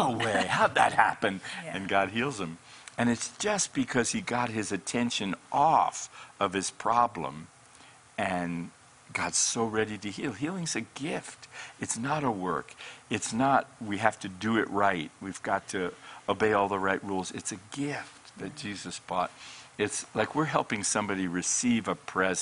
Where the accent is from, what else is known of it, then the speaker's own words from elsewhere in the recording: Colorado, United States; moved away as an adult; now in Redding, United States; I'm from Colorado. I was in the mountains of Colorado